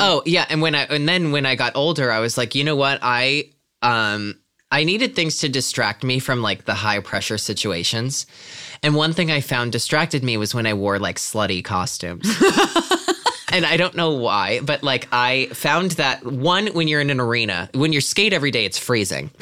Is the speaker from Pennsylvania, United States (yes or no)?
yes; Pennsylvania, United States; moved away; I'm from Pennsylvania originally